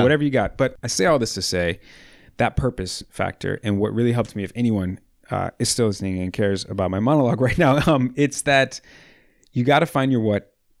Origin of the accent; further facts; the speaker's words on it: Midwest, United States; growing up in the Midwest in the wintertime and being slow at work in the wintertime at that.